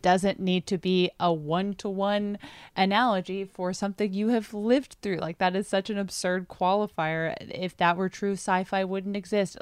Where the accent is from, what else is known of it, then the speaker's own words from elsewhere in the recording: United States; I am such an American doofus